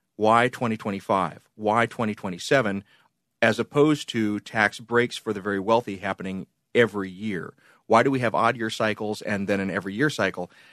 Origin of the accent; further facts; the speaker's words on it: border of Georgia and Alabama, Deep South, United States; I grew up basically on the border of Georgia and Alabama